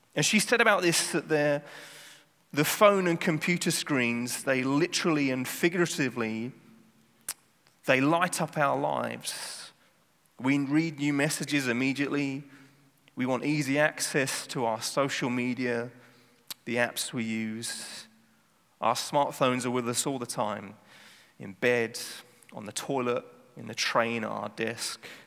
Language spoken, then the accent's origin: English; South of England, United Kingdom; now in Amsterdam, Netherlands; I grew up in the south of England